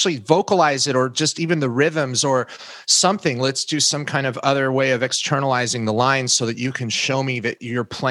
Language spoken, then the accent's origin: English; Oregon, United States; I grew up in Oregon.